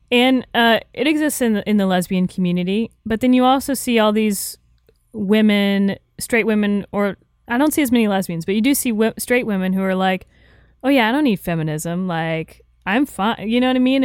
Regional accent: Florida, United States; Growing up in Florida, I don't know, you know, I was raised a certain way

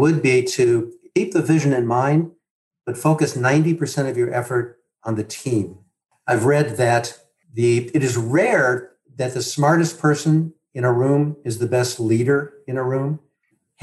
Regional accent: Midwest, United States; I grew up in the Midwest, the oldest of six boys in a big family.

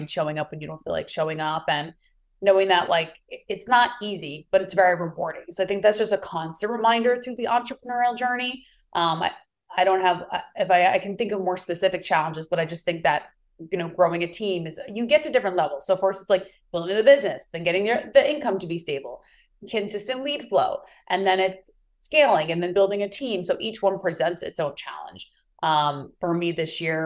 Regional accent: New York, United States; moved away as an adult; also born or lived in California; now in Maui, United States; I'm originally from New York and now I reside in beautiful Maui, Hawaii

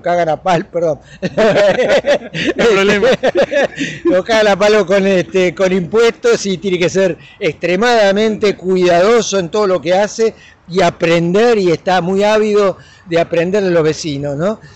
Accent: Argentina

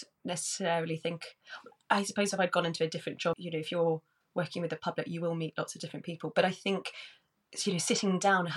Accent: Worcestershire, West Midlands, United Kingdom; now in London, United Kingdom; I grew up in Worcestershire

